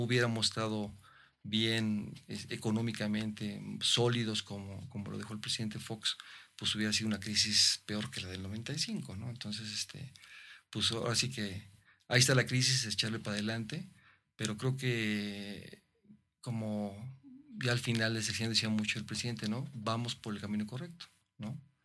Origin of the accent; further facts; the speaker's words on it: Mexico; como mexicano